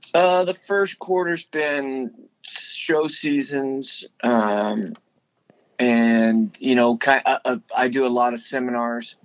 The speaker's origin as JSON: {"language": "English", "town": "Las Cruces", "region": "New Mexico", "country": "United States", "tie": "born or raised there", "also_born_or_lived": "El Paso, Texas / Stephenville, Texas", "moved": "yes", "said": "I grew up in Las Cruces, New Mexico"}